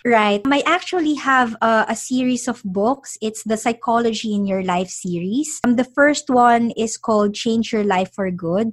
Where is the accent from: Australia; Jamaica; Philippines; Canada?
Philippines; also born or lived in London; now in United Kingdom; I'm originally from the Philippines